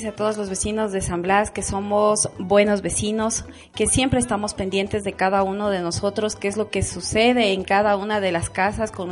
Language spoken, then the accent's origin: Spanish; Saquisilí, Cotopaxi, Ecuador; moved away as an adult; now in Quito, Ecuador; desde que yo vine de la provincia de Cotopaxi. Yo soy de Saquicilí. Eh, vine acá cuando tenía 18 años. Entonces, desde que vine me radiqué acá en San Blas